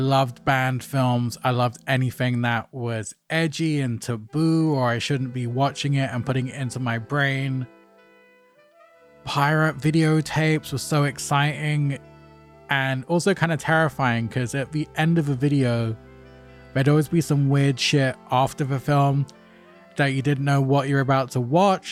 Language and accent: English; London, United Kingdom; a kid growing up in North London